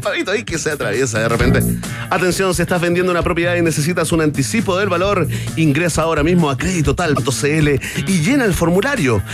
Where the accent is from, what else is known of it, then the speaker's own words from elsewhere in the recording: Chile; como buenos chilenos, sí, como buenos chilenos y periodistas promedio